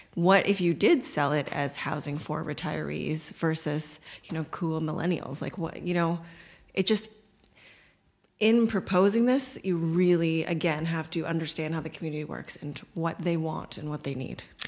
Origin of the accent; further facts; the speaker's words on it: Toronto, Ontario, Canada; I grew up in North Scarborough